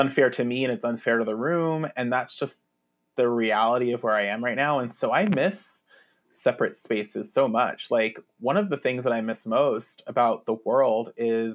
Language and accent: English; New York, United States; moved away; also born or lived in New Jersey; I am a New Yorker. Like my family is from the Lower East Side and I was born in Manhattan and lived in Brooklyn when I was young. And then even when we moved to Jersey, we were like, I could see New York from my house, Jersey